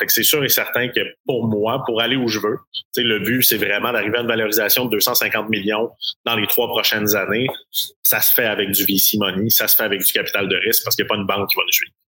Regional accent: Quebec, Canada; chez nous au Québec ou au Canada

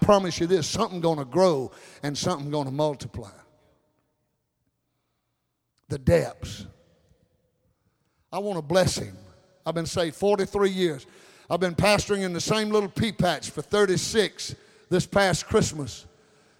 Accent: United States; I'm an American

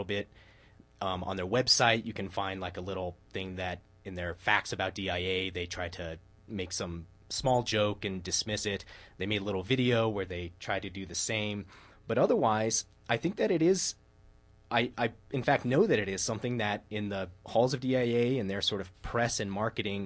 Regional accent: Denver, Colorado, United States; I was from Denver

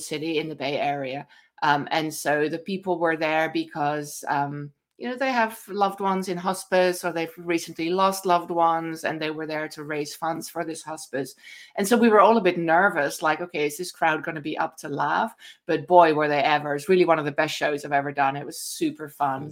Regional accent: Netherlands; accent: Dutch; moved away; my cute Dutch accent

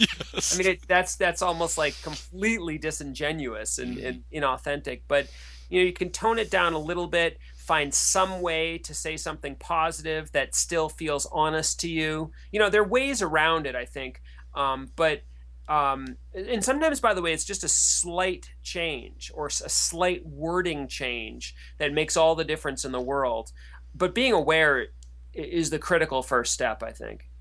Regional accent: United States; also born or lived in France; as an American

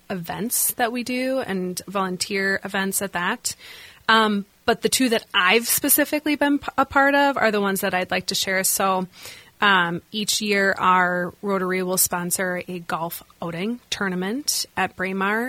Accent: La Crosse, Wisconsin, United States; now in Twin Cities, United States; I am formerly from La Crosse, Wisconsin, grew up there, born and raised

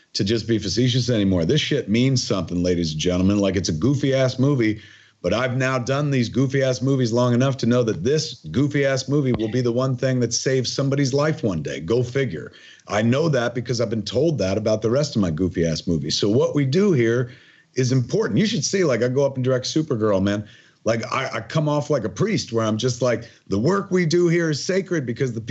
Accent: New Jersey, United States; my whole life growing up in Jersey

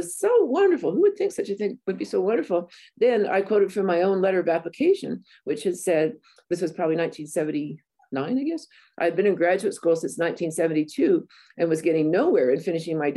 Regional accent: Banning, California, United States; I am from Banning, California, right on the edge of the desert.

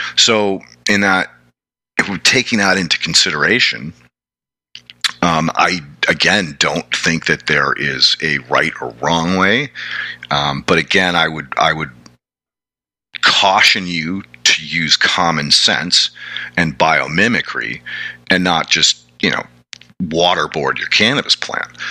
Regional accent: New England, United States; I come from New England

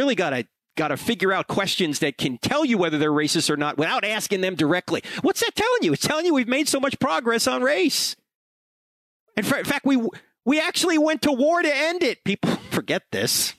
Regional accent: New Jersey, United States; I grew up in New Jersey

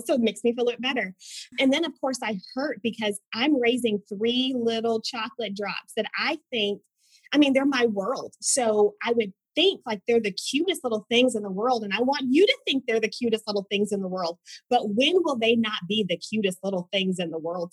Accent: Edmond, Oklahoma, United States; I grew up in Edmond, Oklahoma, moved to Tulsa to go to ORU

